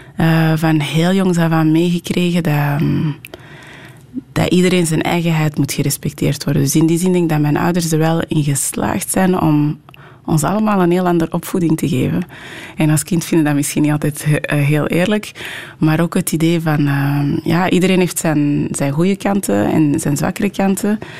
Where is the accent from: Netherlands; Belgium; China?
Belgium; Merksem, Flanders; first language French; Dutch is a second language; also born or lived in Anderlecht, Brussels; now in Portsmouth, United Kingdom; toen ik vier en een half was, ongeveer samen met mijn zus, eh, richting Antwerpen gekomen. Ehm, ons moeder was, eh, overleden. We zijn eigenlijk in een pleeggezin in het Antwerpse terechtgekomen